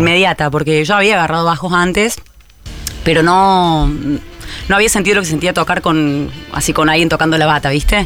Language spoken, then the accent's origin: Spanish; Córdoba, Argentina; also born or lived in Zárate, Buenos Aires; nací en Zárate, pero me fui a los cuatro años a Córdoba